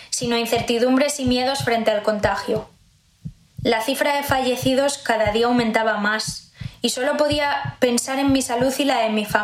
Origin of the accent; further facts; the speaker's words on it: Zamora, Castile and León, Spain; now in Madrid, Spain; Soy de Zamora, pero vivo desde hace años en Madrid.